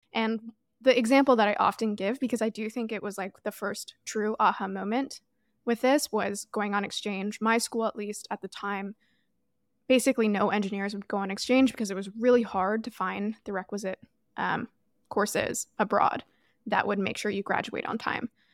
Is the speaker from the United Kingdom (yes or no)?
no; Toronto, Ontario, Canada; moved away; I grew up in Toronto